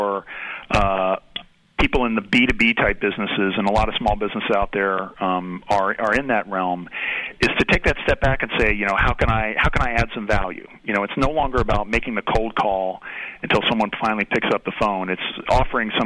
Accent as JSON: {"language": "English", "town": "Atlanta", "region": "Georgia", "country": "United States", "tie": "born or raised there", "moved": "yes", "lives_now": "Cincinnati, United States", "said": "I grew up in Atlanta"}